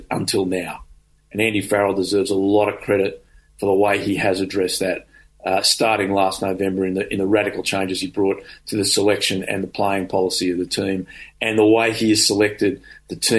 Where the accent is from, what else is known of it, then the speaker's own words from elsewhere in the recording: Australia; who we are as Australian rugby players.